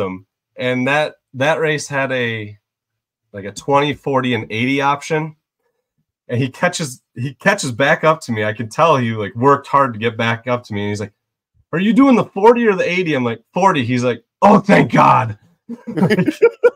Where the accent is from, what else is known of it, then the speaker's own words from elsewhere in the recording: Michigan, United States; I'm from Michigan